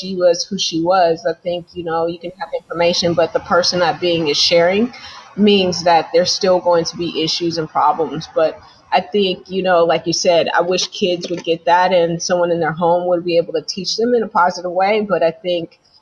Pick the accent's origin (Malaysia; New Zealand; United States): United States; Las Vegas, Nevada; now in Bay Area, United States; I'm from Las Vegas, and so we didn't really have sex stores there or that I knew